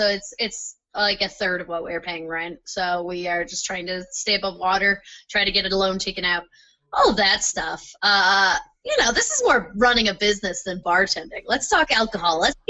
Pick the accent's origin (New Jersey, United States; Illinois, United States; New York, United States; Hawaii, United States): New York, United States; Buffalo; I grew up in Buffalo.